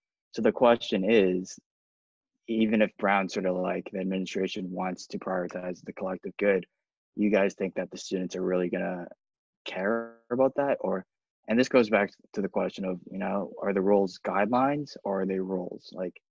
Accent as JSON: {"language": "English", "country": "Canada", "said": "and I'm Canadian"}